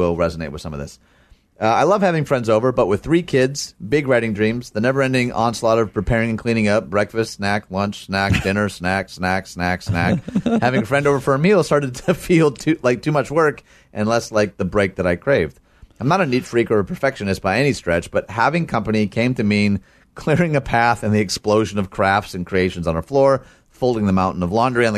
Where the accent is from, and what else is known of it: United States